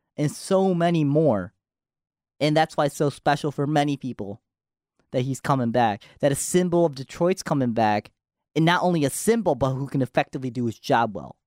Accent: Japan; moved away; I was born in Japan, so I was in Japan.

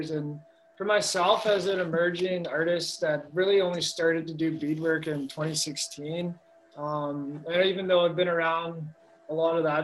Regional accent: Toronto, Ontario, Canada; Toronto, where I grew up in Ontario.

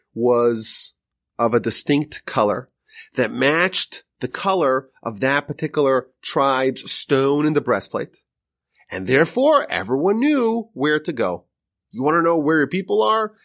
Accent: United States

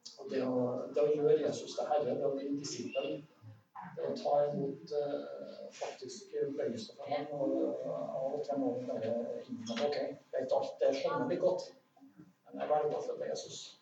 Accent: Soknedal, Trøndelag, Norway; jeg vokste opp i Sokndalen

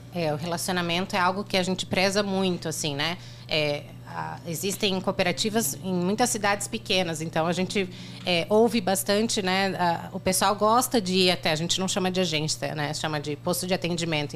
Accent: Joinville, Santa Catarina, Brazil; eu nasci em Joinville, uhum. mas atualmente eu tô morando ali em Dayal

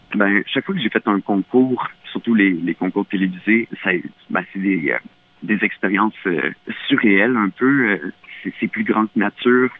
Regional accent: Mauricie, Quebec, Canada; dans mon patelin en Mauricie, au Québec

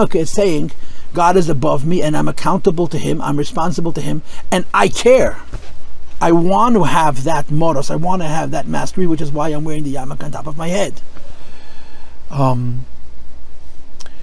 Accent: United States; I'm an American

